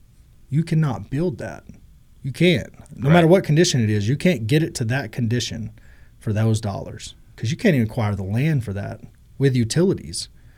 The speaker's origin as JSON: {"language": "English", "town": "Groesbeck", "region": "Texas", "country": "United States", "tie": "born or raised there", "said": "I'm by Waco. I'm from Groesbeck, Texas. {S0} Okay. {S1} Town with 4,000 people. You know, I grew up in rough conditions."}